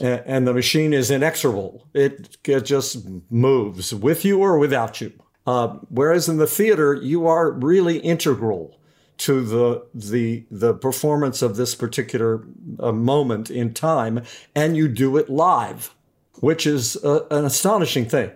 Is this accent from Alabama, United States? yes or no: no; Beckley, West Virginia, United States; owned a restaurant in a, in a coal mining town in West Virginia, uh, called Beckley, West Virginia. And so I grew up